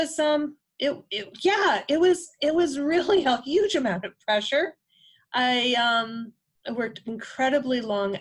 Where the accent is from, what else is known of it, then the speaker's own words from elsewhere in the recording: Western Massachusetts, United States; I grew up in Western Massachusetts, farming area, mixed vegetables, dairy